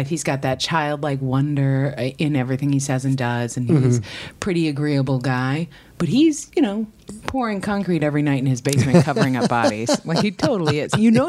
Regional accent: New York, United States; moved away as an adult; also born or lived in St. Louis; I came from the East Coast. I grew up in New York, but I went to college in St. Louis, which is Midwestern

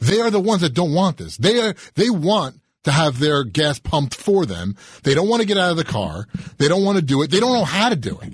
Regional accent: Rockland County, New York, United States; moved away as an adult; also born or lived in Brooklyn, New York; now in New Jersey, United States; I was born in Brooklyn, grew up in Rockland County. I moved to New Jersey about 20 years ago

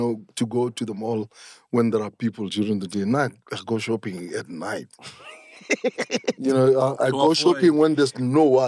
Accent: Soweto, Gauteng, South Africa; growing up in Soweto made me who I am today

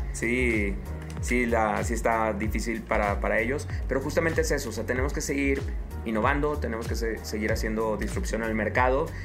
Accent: Mexico; soy un tecnólogo mexicano

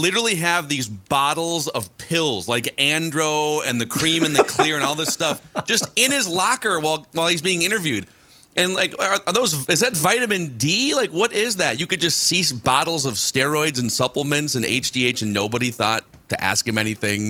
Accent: Minnesota, United States; I was born in Minnesota. So I was a Twins fan as a kid

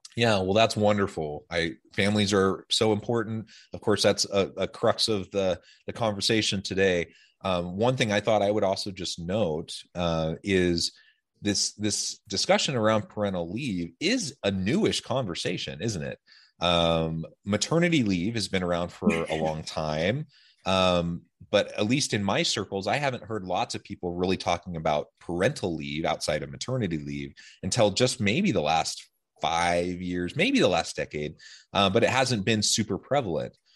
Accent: Salem, Oregon, United States; now in Utah, United States; I'm from Salem, Oregon

